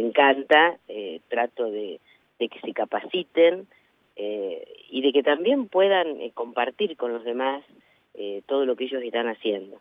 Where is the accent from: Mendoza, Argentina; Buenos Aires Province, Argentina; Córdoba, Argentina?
Buenos Aires Province, Argentina; Navarro; desde mi pueblo